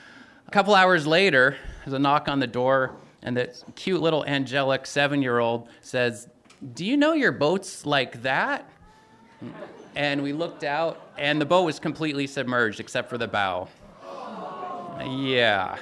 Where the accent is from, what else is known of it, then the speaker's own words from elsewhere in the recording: Ketchikan, Alaska, United States; also born or lived in Chatham Cannery, Alaska; we'd moved back to my hometown, original hometown of Ketchikan